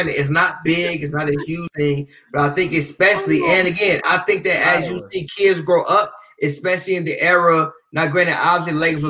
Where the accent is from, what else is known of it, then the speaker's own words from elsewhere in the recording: Chicago, Illinois, United States; I'm from the South Side.